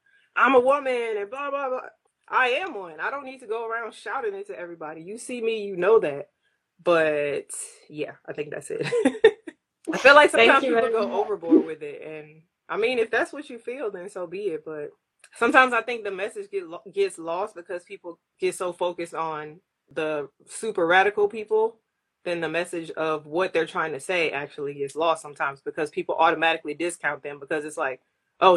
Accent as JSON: {"language": "English", "town": "Houston", "region": "Texas", "country": "United States", "tie": "born or raised there", "also_born_or_lived": "Japan", "moved": "as an adult", "lives_now": "San Diego, United States", "said": "I am originally from Houston, Texas. That is where I grew up. That's where I spent 18 years of my life"}